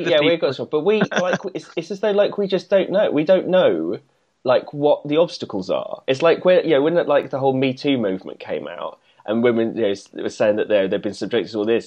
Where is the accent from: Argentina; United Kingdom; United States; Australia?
United Kingdom; England; as an English person